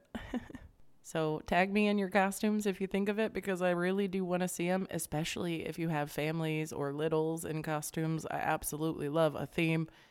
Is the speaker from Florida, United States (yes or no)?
yes; Florida, United States; growing up in Florida